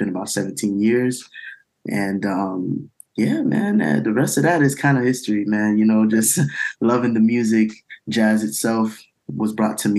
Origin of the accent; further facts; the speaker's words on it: Miami, Florida, United States; I grew up in Little Haiti, which is a community down in Miami